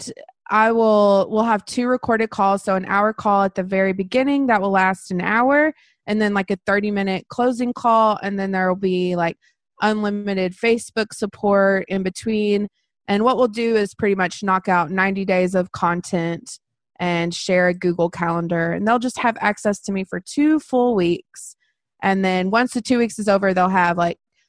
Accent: Texas, United States; also born or lived in Brownwood, Texas; now in Waco, United States; I am from Waco, Texas, and I have lived here pretty much my whole life. So I've been here, you know, I grew up in a tiny little town

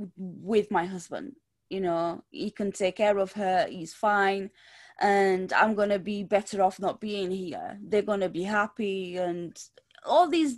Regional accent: Lisbon, Portugal; moved away; back home where I'm from. So I'm from Lisbon, Portugal

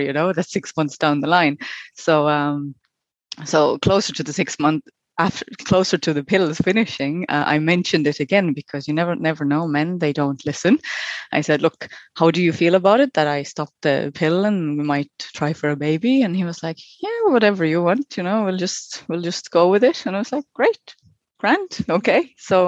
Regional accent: Estonia; moved away as an adult; also born or lived in New Zealand; now in Ireland; I am originally from Estonia. I've been living in Ireland for about 12 years

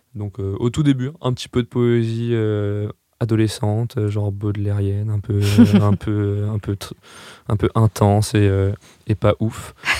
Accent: Strasbourg, Grand Est, France; moved away as an adult; now in Paris, France; moi, je viens de Strasbourg

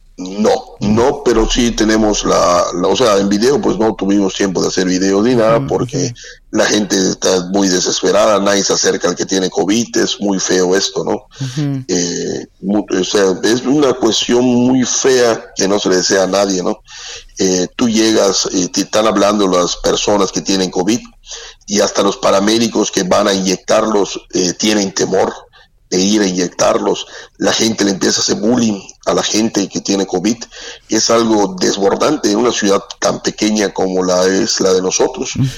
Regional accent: southeast Mexico, Mexico; como somos los sureños

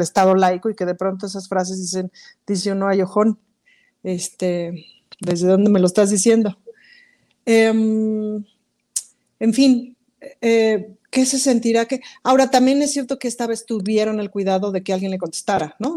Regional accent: Mexico

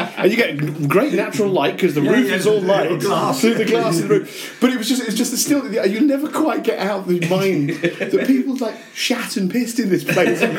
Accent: Meopham, South East England, United Kingdom; moved away as an adult; also born or lived in London; now in Denmark; I'm from a village called Mepham.

